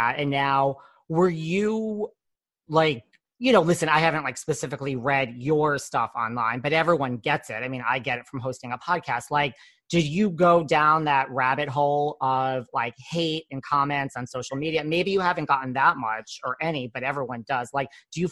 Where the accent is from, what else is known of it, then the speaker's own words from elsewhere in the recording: New York, United States; I'm from New York